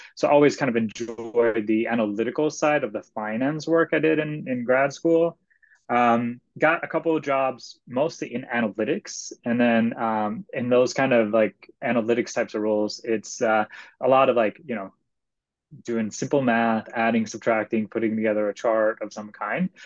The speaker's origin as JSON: {"language": "English", "country": "Sweden", "tie": "born or raised there", "moved": "yes", "said": "I am originally from Sweden, and so in Sweden you pick a high school major, and mm. my high school major was actually math and computer science"}